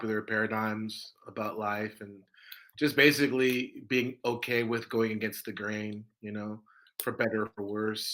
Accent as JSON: {"language": "English", "area": "Orange County", "region": "Southern California", "country": "United States", "tie": "born or raised there", "said": "I'm from Southern California. I grew up in Southern California, in the late 80s and the 90s"}